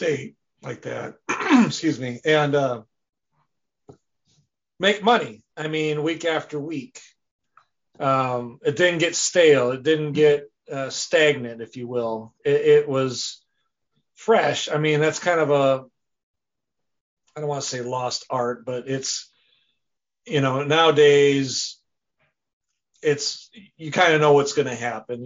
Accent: Wisconsin, United States; I'm from Wisconsin. It's pretty cold up there in the wintertime

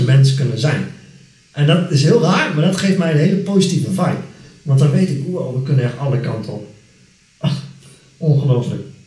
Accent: Netherlands; ik ben Nederlander.

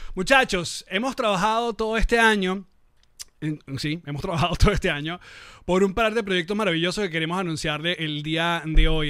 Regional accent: Venezuela; also born or lived in Caracas; yo como venezolano

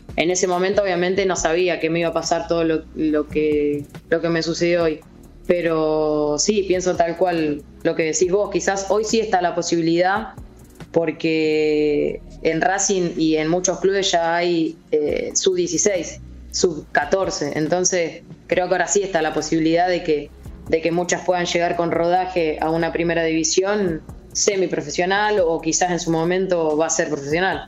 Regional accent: Mechita, Buenos Aires Province, Argentina; moved away as an adult; now in Sassuolo, Italy; Desde los 6 años hasta los 12 jugué una liga de allá de mi pueblo, de mechis

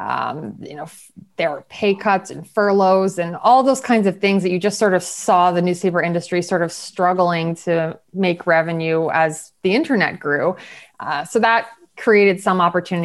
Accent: State College, Pennsylvania, United States; now in New York, United States; I'm from Pennsylvania originally, State College

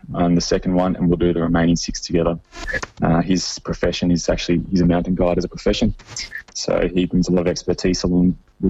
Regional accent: Sydney, New South Wales, Australia; I'd done a lot of growing up in Sydney

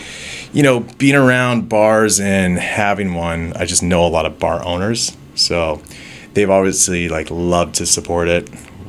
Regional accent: Osage Beach, Missouri, United States; moved away as an adult; now in Toronto, Canada; So I'm originally from Osage Beach, moved to Toronto, 18, went to film school.

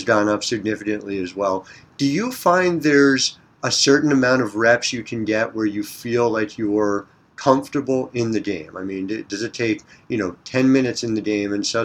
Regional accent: New Jersey, United States; a fellow Jersey product, much like myself

